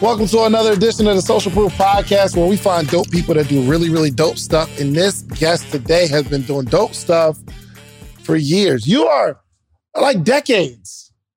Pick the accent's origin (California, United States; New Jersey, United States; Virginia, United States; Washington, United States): New Jersey, United States; Williamstown; I'm actually from Willem Brown, New Jersey, like, South Jersey